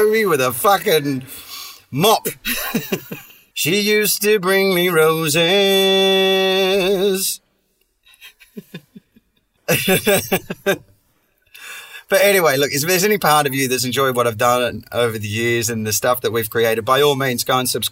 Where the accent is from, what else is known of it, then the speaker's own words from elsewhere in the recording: Perth, Western Australia, Australia; accent: Aussie; moved away; my hometown of Perth